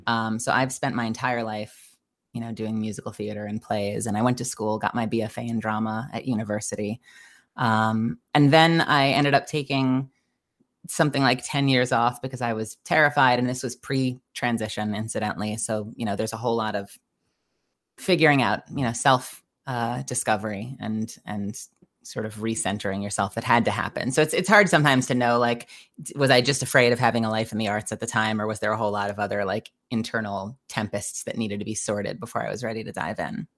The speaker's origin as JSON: {"language": "English", "country": "United States", "also_born_or_lived": "Dallas", "moved": "yes", "lives_now": "Los Angeles, United States", "said": "I'm originally from New York"}